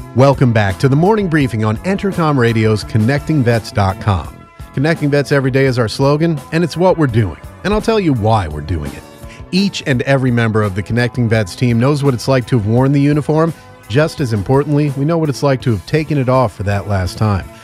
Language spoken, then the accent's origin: English; Northeast, United States; I'm from the Northeast